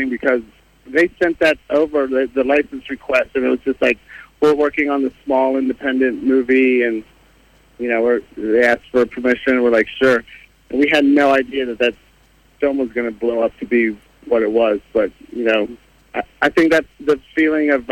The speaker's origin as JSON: {"language": "English", "town": "Washington", "region": "District of Columbia", "country": "United States", "said": "being from Washington D.C."}